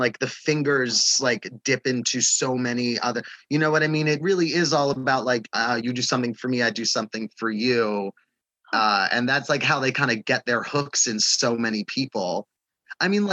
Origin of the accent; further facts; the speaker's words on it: New York City, New York, United States; moved away as an adult; now in Los Angeles, United States; I was raised on Staten Island, lived there all my life